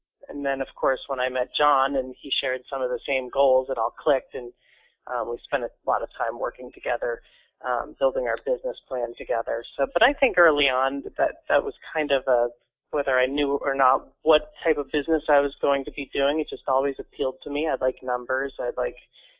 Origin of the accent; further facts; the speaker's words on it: Barre, Vermont, United States; I grew up here in Vermont. I grew up in the town of Barrie